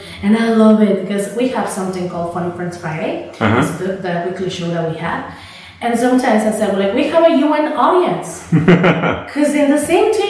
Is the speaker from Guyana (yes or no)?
no; State of Mexico, Mexico; English is a second language; I was born in Mexico City, but then I lived 20 years in Estado de Mexico